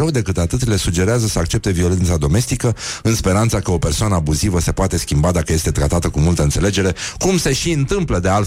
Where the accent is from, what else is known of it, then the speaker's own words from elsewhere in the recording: Romania; noi ca români